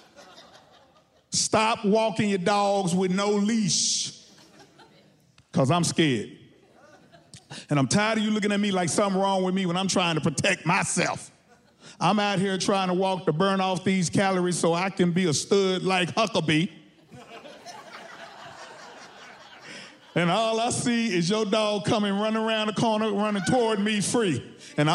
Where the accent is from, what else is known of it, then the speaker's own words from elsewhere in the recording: Texas, United States; I'm from Texas